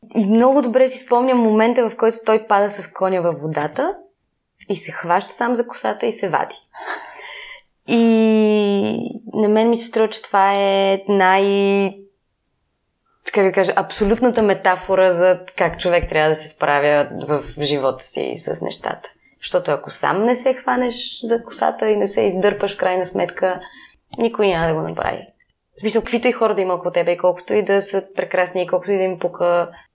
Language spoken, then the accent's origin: Bulgarian; Sofia, Sofia City, Bulgaria; аз, колкото съм от София